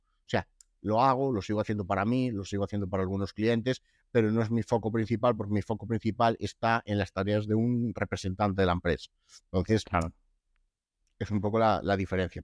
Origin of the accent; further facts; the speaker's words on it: Lugo, Galicia, Spain; soy de Lugo